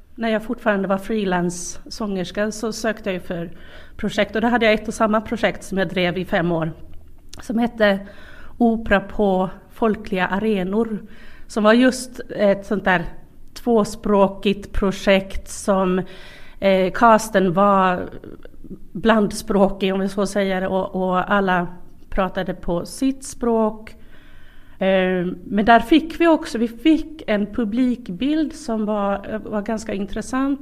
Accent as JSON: {"language": "Swedish", "country": "Sweden", "moved": "yes", "lives_now": "Karis, Finland", "said": "jag kommer från, från eh, Sverige"}